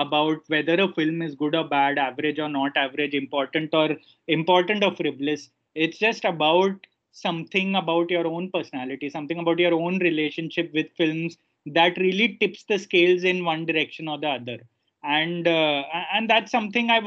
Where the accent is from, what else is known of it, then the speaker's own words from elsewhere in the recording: India; as an Indian